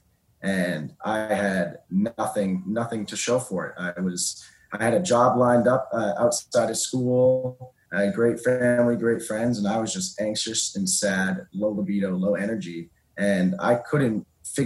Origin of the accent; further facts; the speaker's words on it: Boston, Massachusetts, United States; I'm from the Boston area